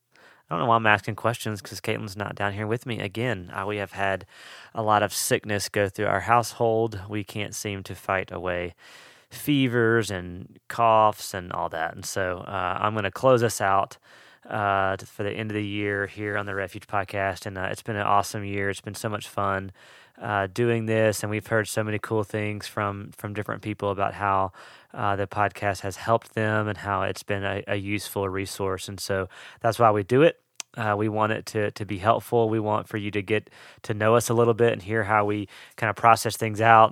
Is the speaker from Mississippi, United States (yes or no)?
yes; Mississippi, United States; also born or lived in Western North Carolina; now in North Carolina, United States; I'm from Mississippi, and so, uh, I love the possibility of snow, and we live in the mountains of Western North Carolina, and so, uh, getting snow is way more possible here than where I grew up